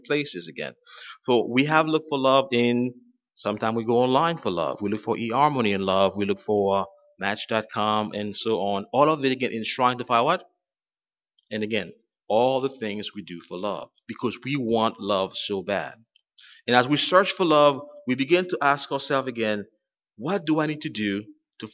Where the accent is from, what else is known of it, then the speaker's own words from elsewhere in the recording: Haiti; moved away; I'm from Haiti, and there were times when I was growing up, we had no water in our area